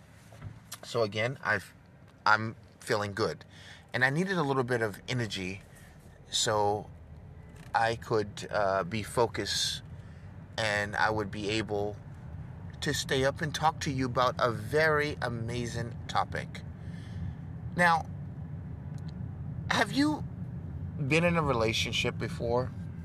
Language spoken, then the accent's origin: English; New York, United States; moved away; also born or lived in Dubai; I'm from New York, a goddamn Yankee